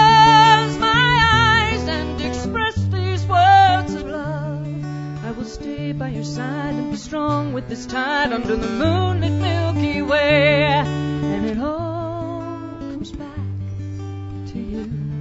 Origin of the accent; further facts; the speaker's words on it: Edmonton, Alberta, Canada; I'm from Edmonton.